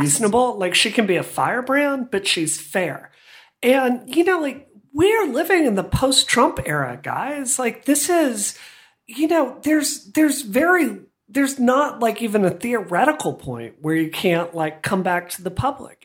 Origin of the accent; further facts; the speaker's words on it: Hattiesburg, Mississippi, United States; I grew up in Hattiesburg